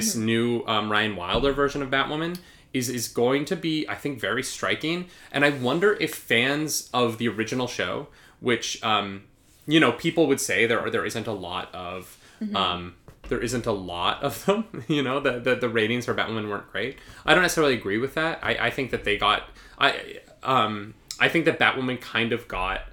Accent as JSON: {"language": "English", "region": "Alberta", "country": "Canada", "tie": "born or raised there", "said": "Where we both grew up"}